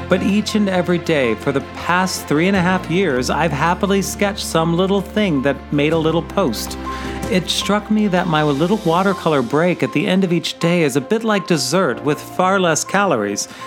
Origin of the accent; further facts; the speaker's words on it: Missouri, United States; Sweetest Day has been observed on the third Saturday in October in apparently just 11 states, including my home state of Missouri.